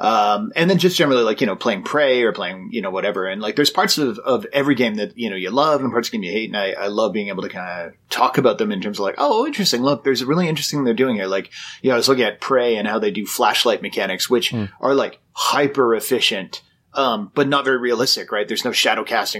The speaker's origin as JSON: {"language": "English", "country": "Canada", "said": "I'm Canadian"}